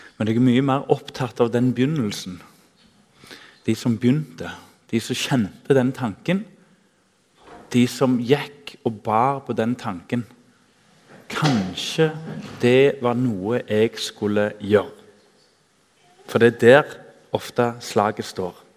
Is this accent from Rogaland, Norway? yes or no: yes; Tananger, Rogaland, Norway; Jeg husker i ungdomsforeninga hjemme i Tananger